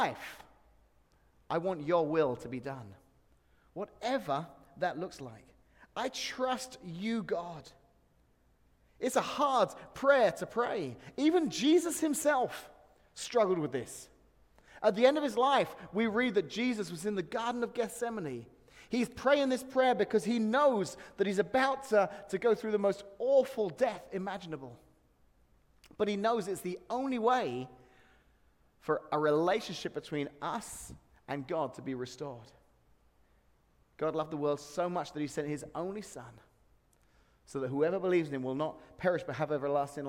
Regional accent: England, United Kingdom; now in Peoria, United States; this Englishman, it's like a little taste of home

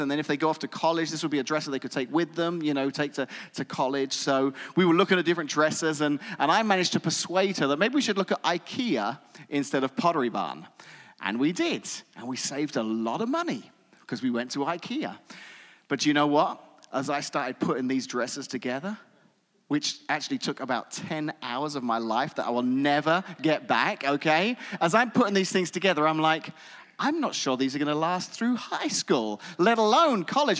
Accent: England, United Kingdom; moved away as an adult; now in United States; having spent my entire childhood and young adult life growing up in England

